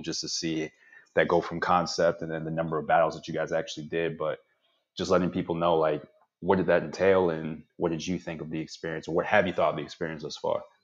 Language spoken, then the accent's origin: English; Fort Washington, Maryland, United States; I'm from Fort Washington from way back when